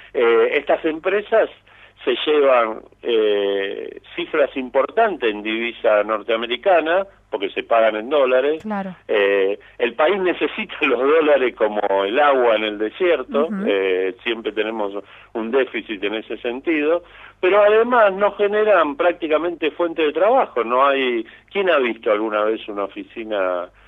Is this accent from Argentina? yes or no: yes; Buenos Aires, Argentina; ni siquiera somos todos los porteños